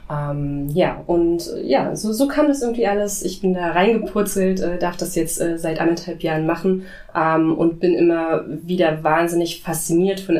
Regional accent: Potsdam, Brandenburg, Germany; Nee, leider nicht. Im Herzen schon immer. Ich bin Potsdamerin

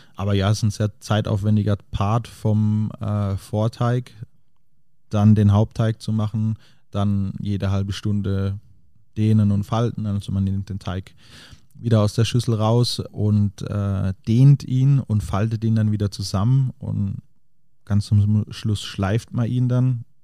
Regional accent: Diedelsheim, Baden-Württemberg, Germany; also born or lived in Paris; now in Munich, Germany; Diedelsheim, also der Ort, wo ich herkomme, ähm, wo, wo meine Eltern den, den Lankershof betreiben

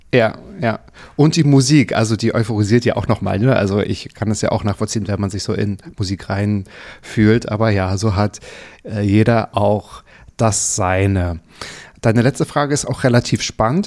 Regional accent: Müritz National Park, Mecklenburg-Vorpommern, Germany; Ich bin im Myris Nationalpark aufgewachsen

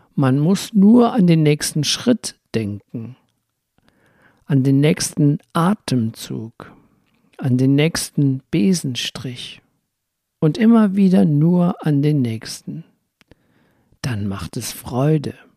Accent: Rhineland, Germany; ich komme aus dem Rheinland

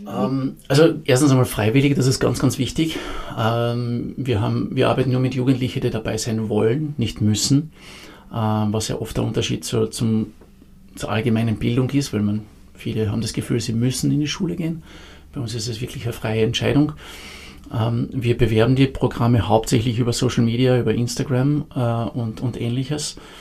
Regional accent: Carinthia, Austria; moved away as an adult; also born or lived in Vienna; grundsätzlich bin ich Kärntner, ich bin in Kärnten aufgewachsen

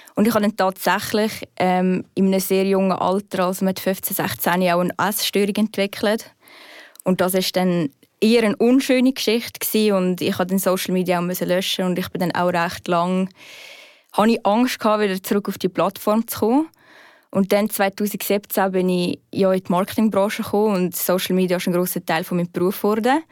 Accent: Aargau, Switzerland; moved away as an adult; also born or lived in Zurich; ich bin ja vom Aargau gekommen.

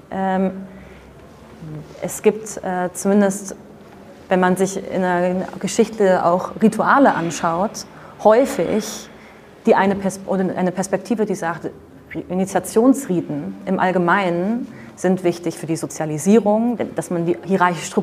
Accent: Netherlands; German is a second language; Ich bin Holländerin, also ich wohne in Holland, deswegen immer ein paar komische Beispiele.

